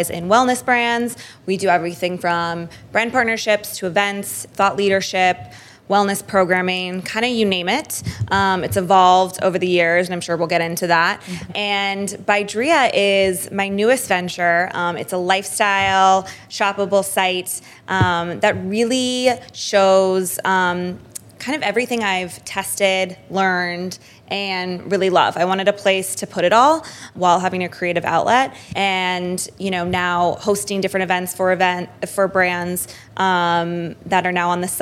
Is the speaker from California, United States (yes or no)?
yes; San Francisco, California, United States; moved away as an adult; also born or lived in Santa Clara, California; now in New York City, United States; I'm originally from San Francisco, California, and went to college, Santa Clara University